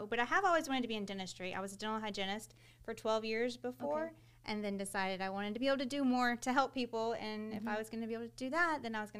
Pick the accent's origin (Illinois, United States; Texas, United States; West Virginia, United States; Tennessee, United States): Texas, United States; Texas City; We're both from Texas City, so it just seemed like a natural place to want to come back. You know, we were both born and raised here.